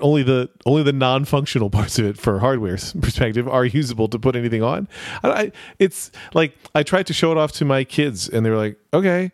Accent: United States; as an American

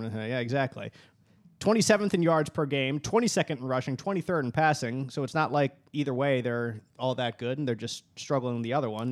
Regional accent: Philadelphia, Pennsylvania, United States; moved away; growing up in Philadelphia

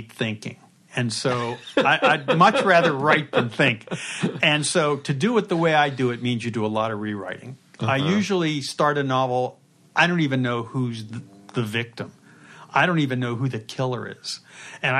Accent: Pittsburgh, Pennsylvania, United States; moved away; born and raised in Pittsburgh and went to Pitt, just like me

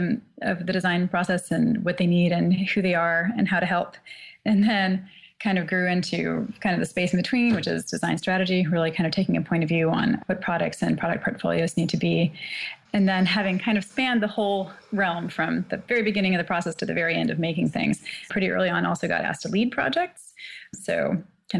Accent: the Midwest of the U.S., United States; also born or lived in Shanghai; now in Boston, United States; I grew up in the Midwest of the U.S. and have been here in Boston for quite a while

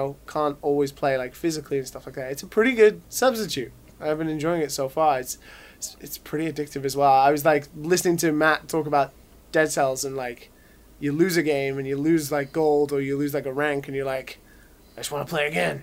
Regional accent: United Kingdom; accent: British; my shitty British accent

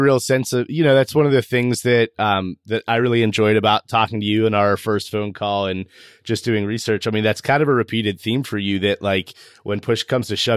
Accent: Western Pennsylvania, United States; I grew up in the foothills of Western Pennsylvania

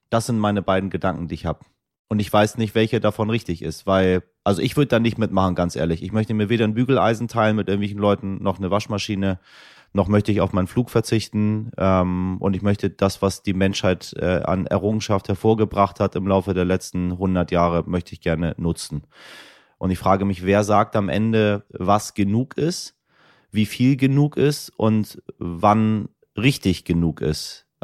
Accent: Iran; dann nehme ich Sie mit in meine Heimat, in den Iran, meine Damen und Herren.

